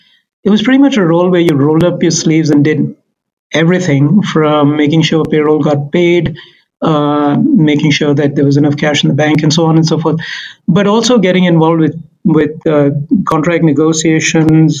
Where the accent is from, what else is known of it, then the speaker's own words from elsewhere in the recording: India; moved away as an adult; also born or lived in Mumbai, India; now in Canada; originally, I am a CA from India